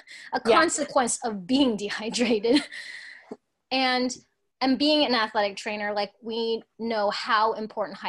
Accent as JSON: {"language": "English", "region": "Alaska", "country": "United States", "tie": "born or raised there", "also_born_or_lived": "Hong Kong", "said": "being born in Hong Kong, but growing up in Alaska"}